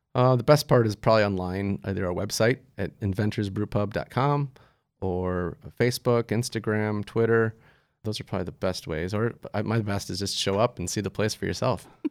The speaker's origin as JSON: {"language": "English", "region": "Wisconsin", "country": "United States", "tie": "born or raised there", "also_born_or_lived": "Colorado", "moved": "as an adult", "said": "I wanted to move back to my home state"}